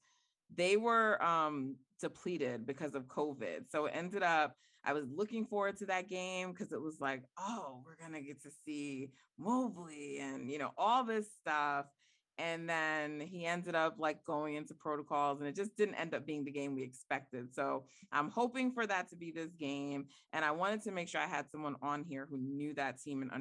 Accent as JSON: {"language": "English", "country": "Jamaica", "said": "I'm Jamaican"}